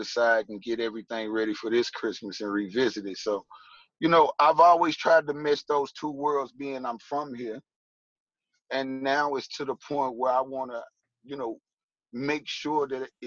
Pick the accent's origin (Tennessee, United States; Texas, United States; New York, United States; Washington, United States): Tennessee, United States; Nashville; I'm born and raised here from Nashville, Tennessee